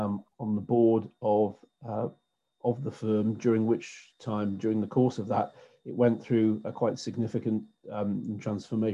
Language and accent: English; Newcastle upon Tyne, North East England, United Kingdom; I was born and brought up in Newcastle, and I have lived here all of my life